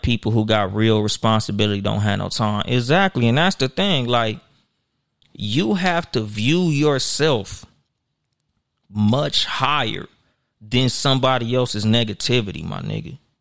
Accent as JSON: {"language": "English", "town": "Compton", "region": "California", "country": "United States", "said": "I'm from Compton, California"}